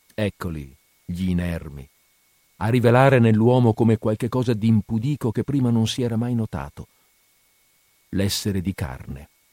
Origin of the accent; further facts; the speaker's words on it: Padua, Veneto, Italy; Noi padovani, io sono padovano, noi padovani quelle tronche non le conosciamo